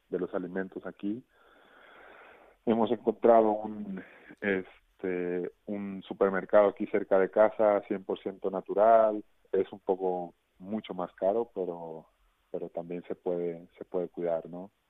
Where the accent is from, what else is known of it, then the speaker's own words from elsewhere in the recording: Mexico; una muy bonita canción como mexicano